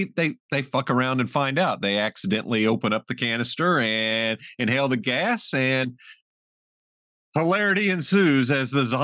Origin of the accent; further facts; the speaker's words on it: Southern Illinois, United States; my hometown theater in Southern Illinois